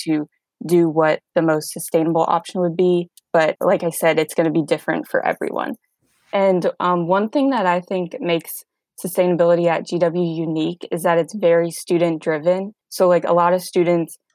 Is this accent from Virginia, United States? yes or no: yes; Northern Virginia, United States; I'm from Northern Virginia, just about 30 minutes outside of DC